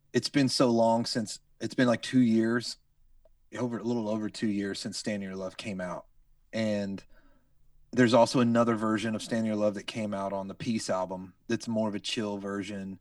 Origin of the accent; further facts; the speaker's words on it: North Carolina, United States; moved away as an adult; now in Redding, United States; when we moved here five years ago, I'm from North Carolina